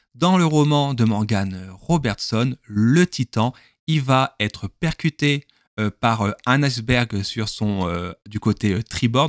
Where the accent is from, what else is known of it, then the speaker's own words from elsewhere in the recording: southern France, France; accent: southern (accent du sud); je parle avec l'accent du sud